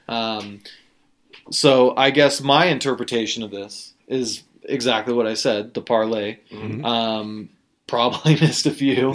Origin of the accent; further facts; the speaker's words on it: Utah, United States; we're from Utah